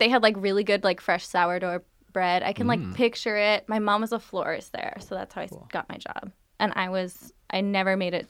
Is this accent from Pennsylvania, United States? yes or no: no; Woburn, Massachusetts, United States; I'm from Woburn, Massachusetts.